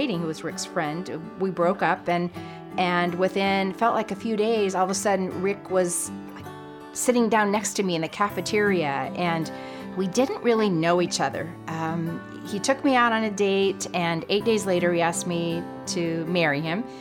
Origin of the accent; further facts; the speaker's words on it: San Diego, California, United States; also born or lived in Texas; I was born in San Diego, California.